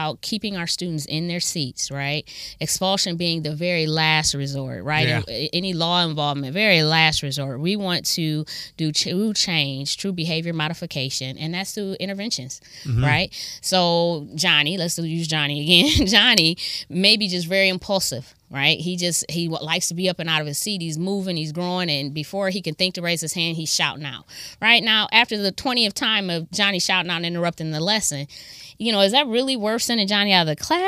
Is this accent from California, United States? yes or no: no; Akron, Ohio, United States; also born or lived in Kent, Ohio; now in Toledo, United States; I'm from Akron. I went to John R. Buchtel High School